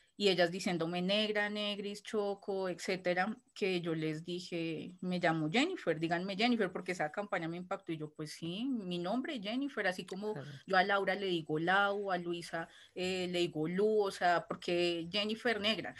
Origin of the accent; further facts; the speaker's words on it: Bogotá, Colombia; yo soy de Bogotá, nací en la capital de Colombia, en Bogotá